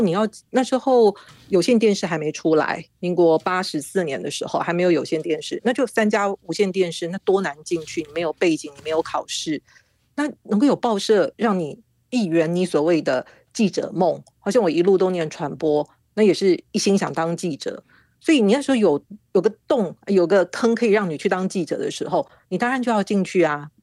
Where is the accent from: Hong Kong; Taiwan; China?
Taiwan; Kaohsiung; moved away as an adult; also born or lived in Taipei; 就从高雄啊，我，我老家是高雄，然后就到台北去